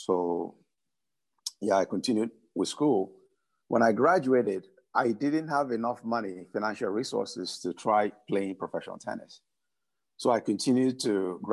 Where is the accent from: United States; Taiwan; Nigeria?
Nigeria; I was born in Nigeria